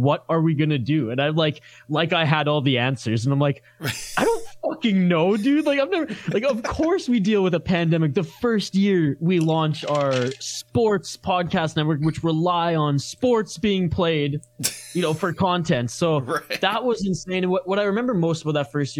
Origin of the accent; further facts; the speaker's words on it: British Columbia, Canada; I'm from British Columbia, Canada